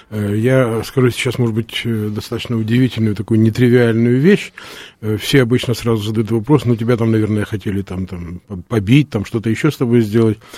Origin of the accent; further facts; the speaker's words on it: Odesa, Odesa Oblast, Ukraine; Ну, вы знаете, э, все-таки мы одесситы, и в данном случае Одесситу, как мне кажется, всегда свойственно некое умение предвидеть э, обстоятельства